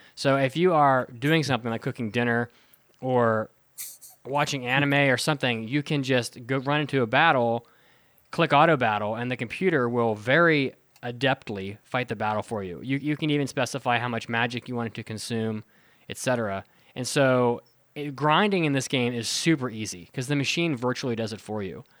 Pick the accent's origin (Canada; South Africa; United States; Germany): United States; West Virginia; moved away; I grew up in, in West Virginia